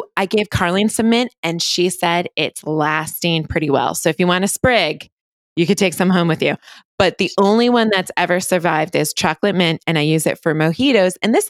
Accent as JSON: {"language": "English", "region": "Connecticut", "country": "United States", "said": "I'm from Connecticut, pretty small town"}